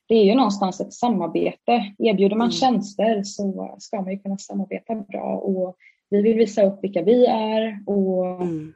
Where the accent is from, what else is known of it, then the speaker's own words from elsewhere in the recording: Stockholm, Stockholm County, Sweden; now in Halmstad, Sweden; jag är ju från Stockholm från grunden. Mm. Eh, mm men bor ju i Halmstad idag.